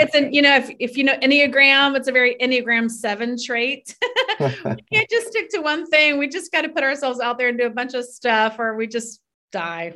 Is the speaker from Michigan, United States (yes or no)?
no; Florida, United States; moved away as an adult; also born or lived in New York City; I grew up in Florida